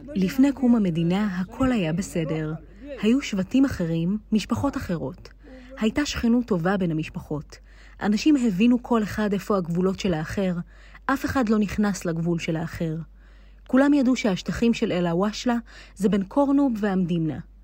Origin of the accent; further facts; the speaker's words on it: Ras Jrabah, Negev, Southern District, Israel; אני נולדתי כאן ורוצה להישאר כאן